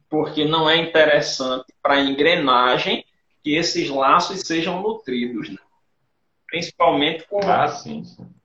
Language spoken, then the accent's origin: Portuguese; Rio Tinto, Paraíba, Brazil; Eu sou de Rio Tinto, né? em Rio mangue